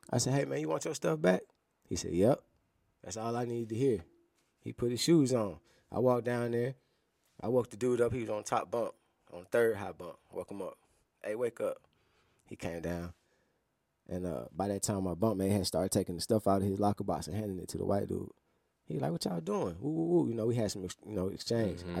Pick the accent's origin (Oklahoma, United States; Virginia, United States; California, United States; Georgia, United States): Georgia, United States; Atlanta; So, but being that I'm from Atlanta, you know, that's another thing.